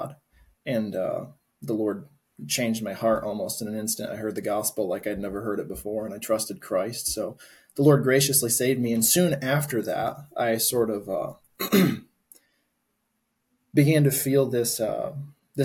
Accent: Adrian, Michigan, United States; also born or lived in Georgia; I grew up in Adrian, Michigan. I've lived in Michigan my whole life

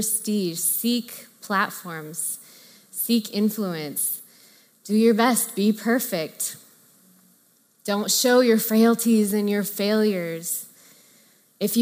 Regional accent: Orange County, Southern California, United States; my unintentional mantra growing up in Southern California was look good, be good, do good

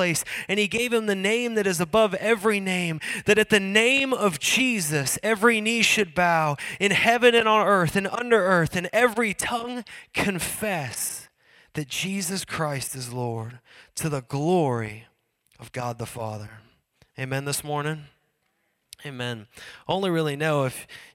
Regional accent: Seattle, Washington, United States; I'm from Seattle

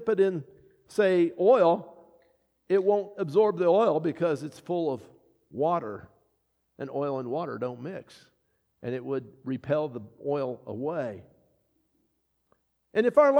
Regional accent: United States; I'm a child of God who happens to be an American

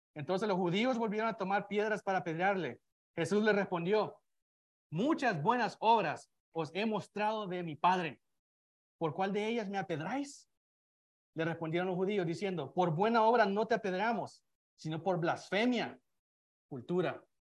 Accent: San Salvador, El Salvador; now in United States; yo soy de Salvador, soy de la capital

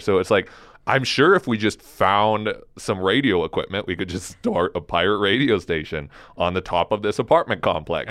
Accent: Elizabeth, Colorado, United States; also born or lived in New York City; now in Fort Collins, United States; I grew up in Elizabeth, Colorado

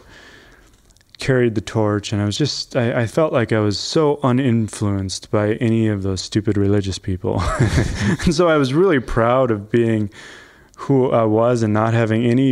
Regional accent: North Dakota, United States; moved away; also born or lived in Argentina; I was born in North Dakota

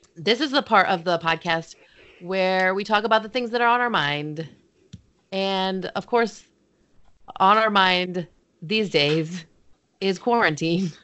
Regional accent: Midwest, United States; I'm from the Midwest

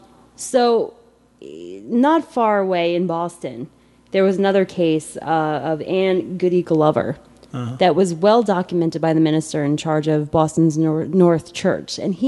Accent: Ireland; I'm Irish, so I grow beauty marks like there's no tomorrow.

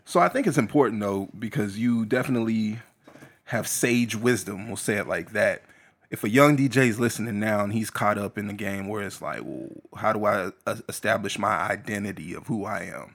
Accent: San Antonio, Texas, United States; moved away; I came from San Antonio

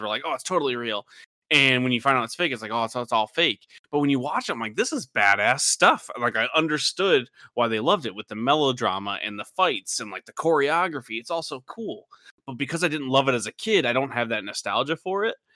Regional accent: Michigan, United States; growing up in Michigan

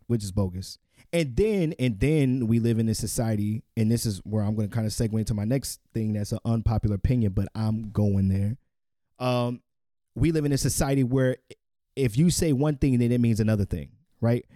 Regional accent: United States; I'm a American born

